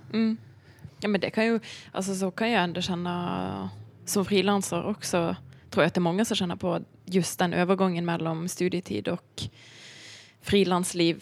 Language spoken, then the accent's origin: Swedish; Bergen, Vestland, Norway; Swedish is a second language; moved away as an adult; now in Stockholm, Sweden; jag är uppvuxen i Bergen eh, i Norge